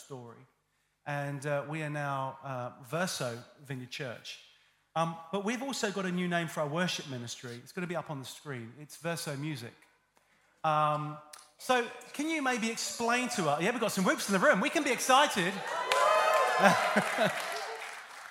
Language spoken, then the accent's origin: English; United Kingdom; I'm British and I have a stiff upper lip